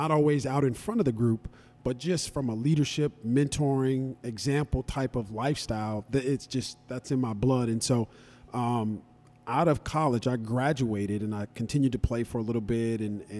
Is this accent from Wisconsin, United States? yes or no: no; Pomona, California, United States; born and raised in Pomona, went to elementary school, junior high school, and even high school at Pomona High School. So I literally am from the area.